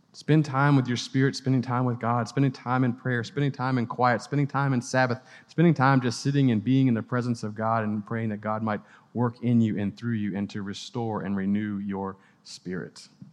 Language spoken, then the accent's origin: English; Gulf Coast, United States; also born or lived in Louisiana / Mississippi; now in Clemson, United States; I was a, a Gulf Coast kid growing up in Louisiana and Mississippi.